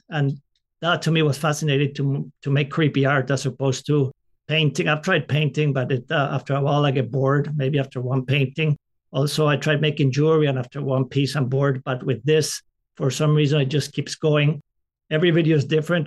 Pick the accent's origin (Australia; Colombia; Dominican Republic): Colombia; moved away; I grew up in Colombia, South America